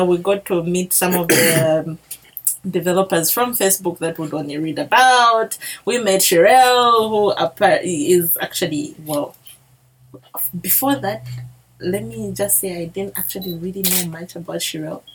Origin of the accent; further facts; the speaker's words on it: Zambia; accent: Bemba; my Bemba accent